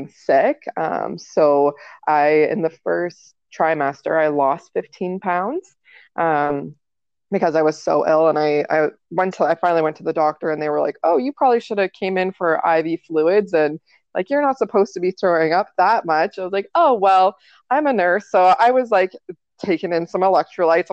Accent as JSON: {"language": "English", "town": "Kitchener", "region": "Ontario", "country": "Canada", "said": "we're from Ontario, Kitchener, Ontario in Canada"}